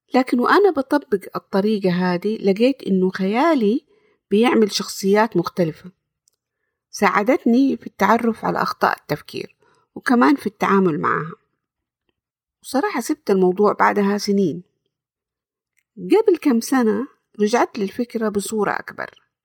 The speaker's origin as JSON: {"language": "Arabic", "town": "Jeddah", "region": "Makkah Province", "country": "Saudi Arabia", "said": "سعودية من جدة، زي ما هو واضح من لهجتي أظن."}